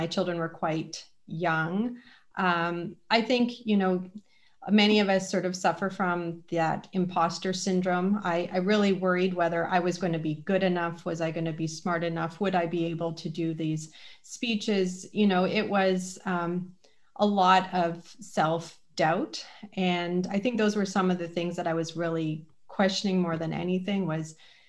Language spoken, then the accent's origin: English; British Columbia, Canada; moved away as an adult; now in London, Canada; I'm originally from British Columbia and have only lived in London 13 years